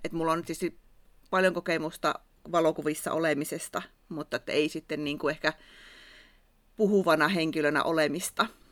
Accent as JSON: {"language": "Finnish", "region": "Savo", "country": "Finland", "accent": "Savo dialect", "said": "mun Savon murre kuuluu välillä mun puheessa"}